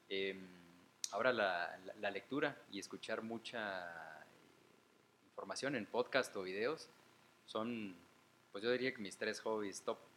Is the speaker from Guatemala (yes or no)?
yes; Guatemala; also born or lived in Mexico; Y bueno, luego a cierta edad nos regresamos a Guatemala y aquí estoy, ¿no? de hecho me chingan con que soy un guatemalteco hecho un México.